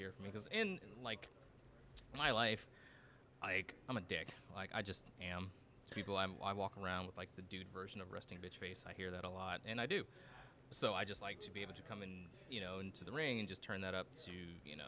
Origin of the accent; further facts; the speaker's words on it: Victoria, Texas, United States; moved away as an adult; also born or lived in Roanoke, Texas; I moved from Victoria, Texas, up to Roanoke, Texas